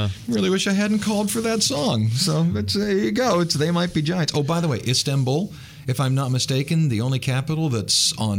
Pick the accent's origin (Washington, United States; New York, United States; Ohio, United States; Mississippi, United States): Ohio, United States; Cleveland; now in Louisiana, United States; My whole life, I knew they were coming to my hometown of Cleveland.